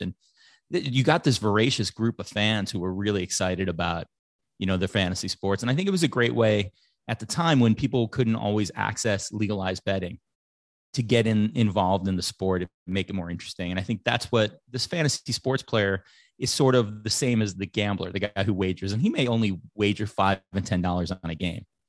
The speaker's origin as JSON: {"language": "English", "town": "Chicago", "region": "Illinois", "country": "United States", "tie": "born or raised there", "said": "growing up in Chicago"}